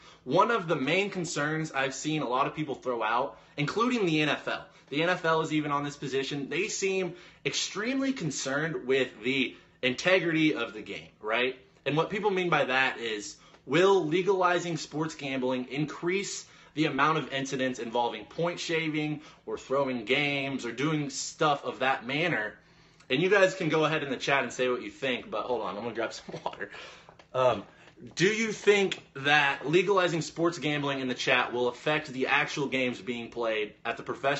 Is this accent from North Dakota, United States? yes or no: yes; North Dakota, United States; I'm from North Dakota.